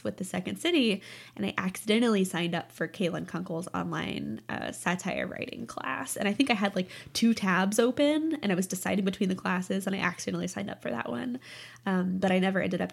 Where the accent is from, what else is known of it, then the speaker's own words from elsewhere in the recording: Springfield, Missouri, United States; moved away as an adult; now in Chicago, United States; I'm from Springfield, Missouri